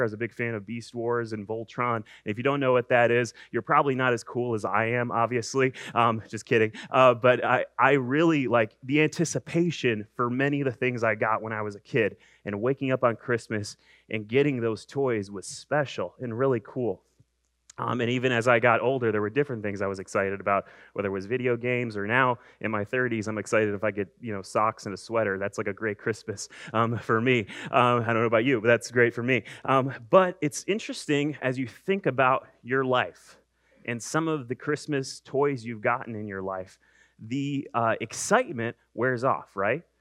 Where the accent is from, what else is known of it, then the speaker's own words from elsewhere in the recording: Cleveland, Ohio, United States; I'm from Cleveland